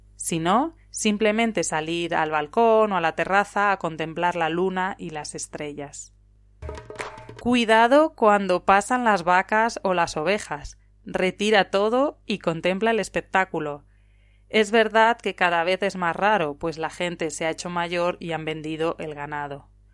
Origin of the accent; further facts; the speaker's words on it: Spain; also born or lived in León province (family village); now in Italy; una profesora española en Italia